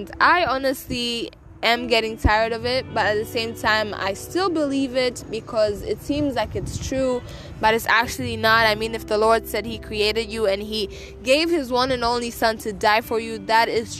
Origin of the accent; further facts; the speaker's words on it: Tanzania; moved away; I am coming at you from Tanzania. I am back home in my home country